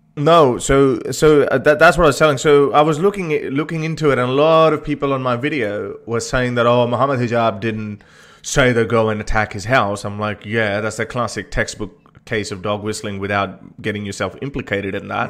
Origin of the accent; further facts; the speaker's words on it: Lahore, Punjab, Pakistan; I was born in Lahore